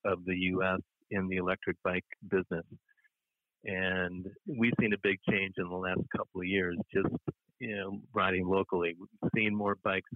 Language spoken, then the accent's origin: English; Minneapolis, Minnesota, United States; moved away as an adult; lived in different states after growing up in the Twin Cities area